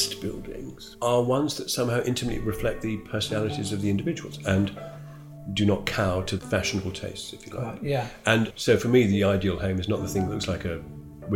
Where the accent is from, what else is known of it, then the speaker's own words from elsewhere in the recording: Toddington, East of England, United Kingdom; also born or lived in Withernsea, Yorkshire (family origin); I grew up near Luton, a place called Toddington